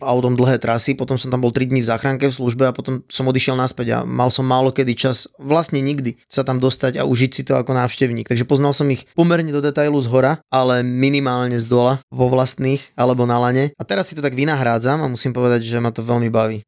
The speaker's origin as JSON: {"language": "Slovak", "town": "Banská Bystrica", "region": "Banská Bystrica Region", "country": "Slovakia", "tie": "born or raised there", "also_born_or_lived": "Tyrol, Austria", "moved": "yes", "lives_now": "Austria", "said": "ja som vyrastal v Banskej Bystrici, letisko Sliač, letecká základňa hneď vedľa"}